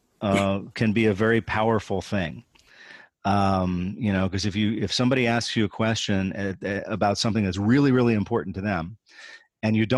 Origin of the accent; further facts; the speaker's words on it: Bernardsville, New Jersey, United States; moved away; my hometown where I grew up